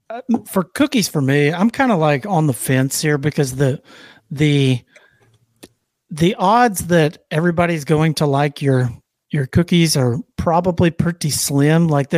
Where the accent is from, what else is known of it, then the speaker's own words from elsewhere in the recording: the South, United States; I'm from the South